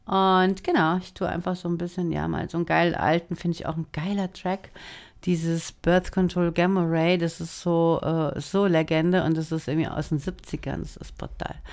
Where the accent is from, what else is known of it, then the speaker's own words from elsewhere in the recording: Frankfurt am Main, Hesse, Germany; wir sind zusammen aufgewachsen in Frankfurt am Main.